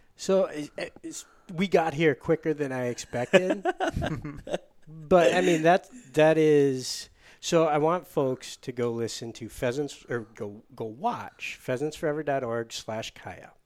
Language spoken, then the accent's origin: English; Michigan, United States; I'm from Michigan